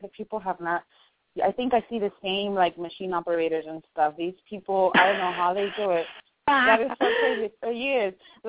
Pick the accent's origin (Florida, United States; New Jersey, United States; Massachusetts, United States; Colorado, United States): Florida, United States; Miami; first language Spanish; English is a second language; I'm a Miami girl